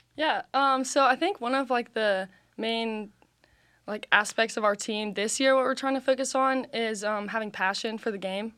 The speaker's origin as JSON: {"language": "English", "town": "Chattanooga", "region": "Tennessee", "country": "United States", "said": "I'm from Chattanooga, Tennessee"}